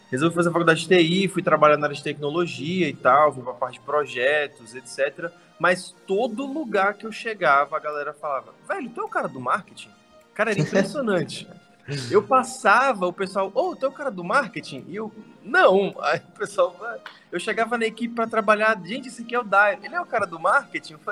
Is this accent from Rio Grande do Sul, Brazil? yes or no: no; Brasília, Federal District, Brazil; eu sou brasiliense, tenho 29 anos